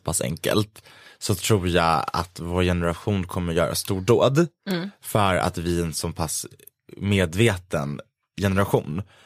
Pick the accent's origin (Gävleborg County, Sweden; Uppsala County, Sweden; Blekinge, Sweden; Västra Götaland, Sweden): Gävleborg County, Sweden; Gävle; min hemstad Gävle